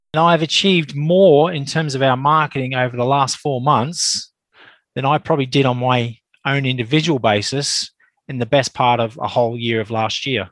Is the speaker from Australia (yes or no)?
yes; Australia; now in Reigate, United Kingdom; as you can probably tell, I'm an Australian, but I am a UK based Australian, uh, based in Surrey, uh, Reigate, Surrey.